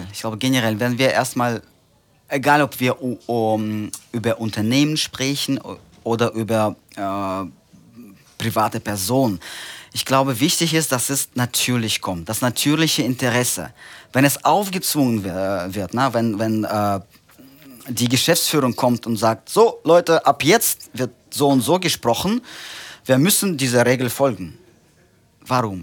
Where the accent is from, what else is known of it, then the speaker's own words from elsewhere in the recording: Central Russia, Russia; German is a second language; moved away as an adult; now in Germany; Ich bin tatsächlich gebürtiger Russe. Ich komme aus äh, Zentralrussland.